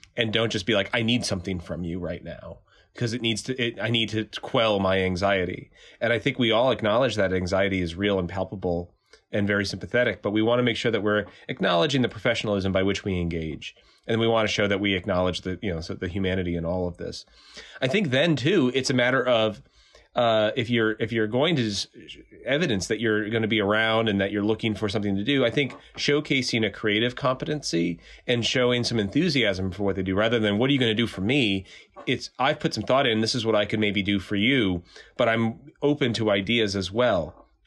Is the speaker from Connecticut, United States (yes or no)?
yes; Bristol, Connecticut, United States; moved away; I'm from Bristol, Connecticut, originally